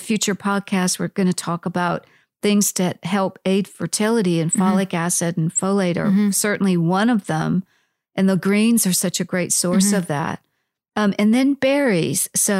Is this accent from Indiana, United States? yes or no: no; Iowa, United States; course, I'm from Iowa originally.